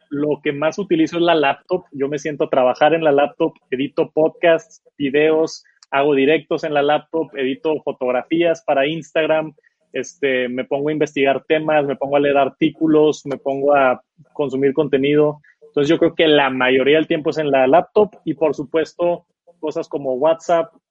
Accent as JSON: {"language": "Spanish", "town": "Monterrey", "region": "Nuevo León", "country": "Mexico", "said": "Soy de Monterrey."}